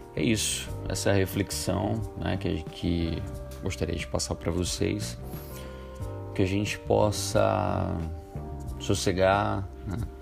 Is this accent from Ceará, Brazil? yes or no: yes; Ceará, Brazil; moved away; lá na minha terra, lá do Ceará